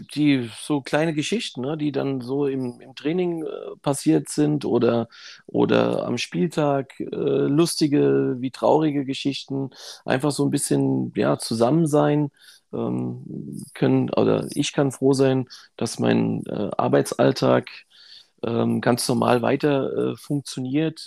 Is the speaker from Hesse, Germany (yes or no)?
yes; Frankfurt, Hesse, Germany; ich bin auch hier in Frankfurt aufgewachsen